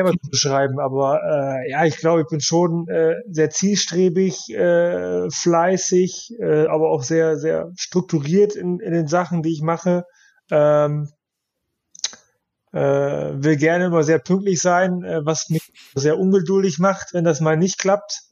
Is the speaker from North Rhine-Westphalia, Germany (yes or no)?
no; Osnabrück, Lower Saxony, Germany; Ja, das ist natürlich äh, meine Geburtsstadt und äh, meine, meine Verwandtschaft wohnt dann noch.